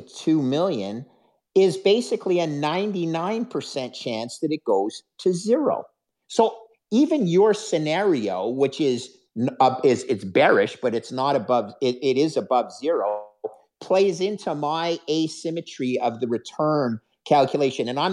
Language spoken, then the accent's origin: English; Canada; a Canadian who's, fifth generation Canadian